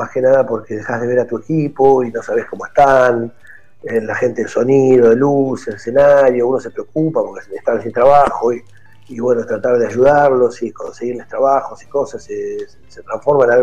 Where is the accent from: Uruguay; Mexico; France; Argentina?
Argentina; es muy difícil en un país de Argentina, como Argentina que tiene poco resto económico, la gente. No somos un país europeo que tenemos resto económico.